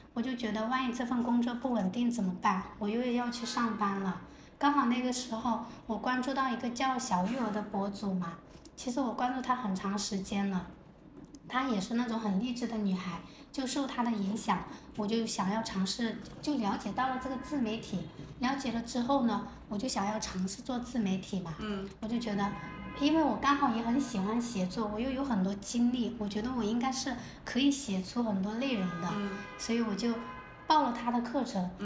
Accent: Fengcheng, Jiangxi, China; now in Shenzhen, China; 我的故乡是在江西丰城。嗯。我我现在是坐标在中国第一个经济特区彭城，也就是深圳啦

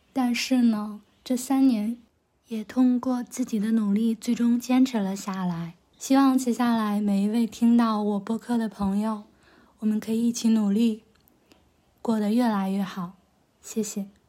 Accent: Hebei, China; moved away as an adult; now in Beijing, China; 我是一个河北人， 从老家坐高铁到北京大概需要二十多分钟

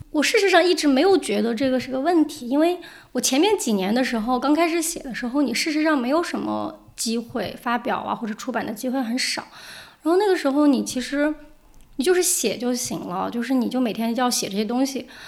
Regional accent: Zigong, Sichuan, China; moved away; also born or lived in Beijing / New York / Tokyo; 我的家乡自贡

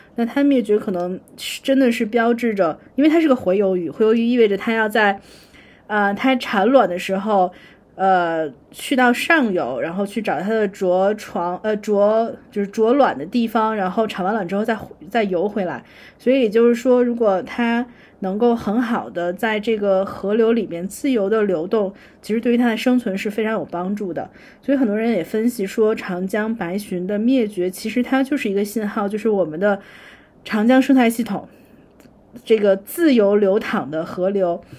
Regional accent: northern China, China; 当然我作为北方人可以吃肉

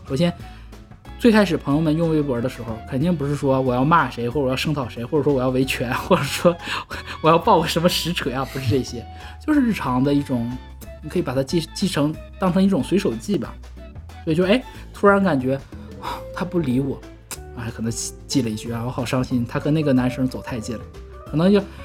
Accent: Northeast China, China; 我们东北人说话不外道

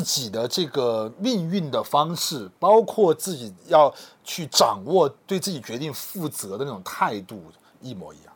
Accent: Guiyang, Guizhou, China; accent: Guiyang dialect; 我们贵阳的话说，就要组回开

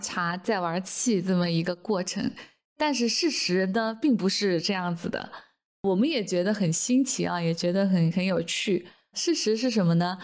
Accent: China; 我们中国人

